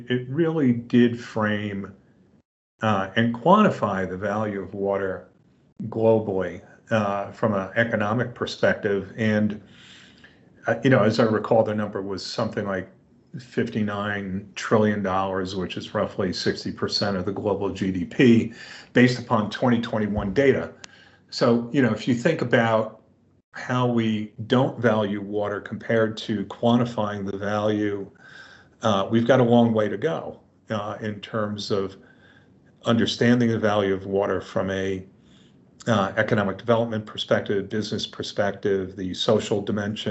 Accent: New York City, New York, United States; I grew up in New York City

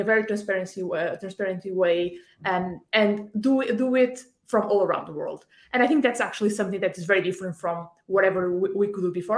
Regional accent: Porto, Norte, Portugal; I'm from Porto, the north of Portugal, so not too far away.

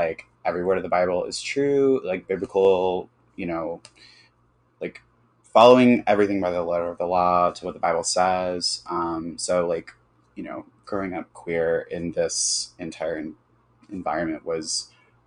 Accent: Birmingham, Alabama, United States; I grew up in Birmingham, Alabama, and I grew up in a very evangelical community

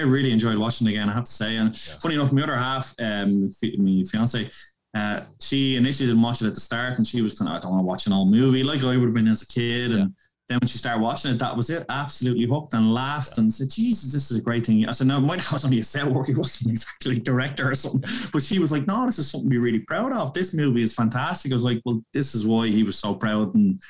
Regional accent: Portland, Oregon, United States; because obviously we're from Portland.

